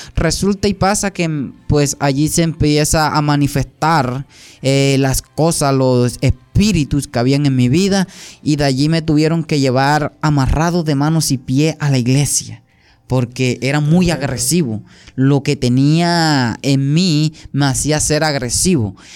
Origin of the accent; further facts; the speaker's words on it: near Caucasia, Antioquia, Colombia; also born or lived in San Pedro, Sucre, Colombia; soy nacido allá y también criado en, Antioquia, en una parte de Antioquia, la vía Caucasia